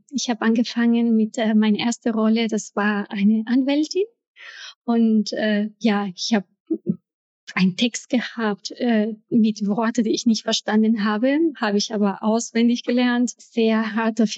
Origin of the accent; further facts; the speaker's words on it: Ecuador; German is a second language; now in Germany; ich komme aus Ecuador. Ich bin Mutter und Schauspielerin. Ich bin seit äh, über 20 Jahren in Deutschland. Ich kam mit einem kleinen Koffer voller großer Träume und ich kannte damals kein Wort Deutsch.